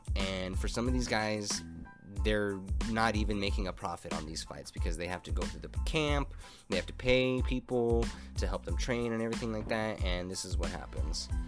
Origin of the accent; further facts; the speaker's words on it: Albuquerque, New Mexico, United States; Albuquerque this weekend, my hometown